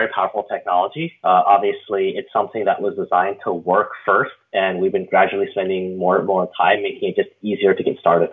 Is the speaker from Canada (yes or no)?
yes; Canada; now in San Francisco, United States; I was from Canada originally, where I came from the University of Waterloo in Canada.